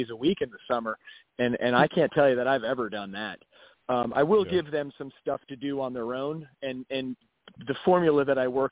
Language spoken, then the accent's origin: English; Asbury Park and Neptune, New Jersey, United States; where I grew up, it was Asbury Park and Neptune.